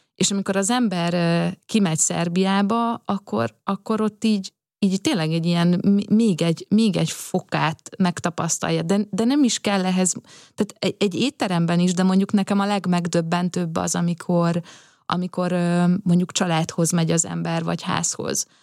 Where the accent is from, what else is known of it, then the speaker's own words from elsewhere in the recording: Szigetcsép, Pest, Hungary; az én gyerekkoromban, amikor Szigetcsében még iszonyatosan nagy, ö, bálok voltak